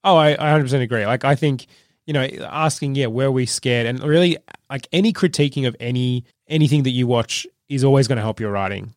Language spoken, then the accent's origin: English; Trafalgar, Victoria, Australia; I grew up in Trafalgar, my dad used to work in Melbourne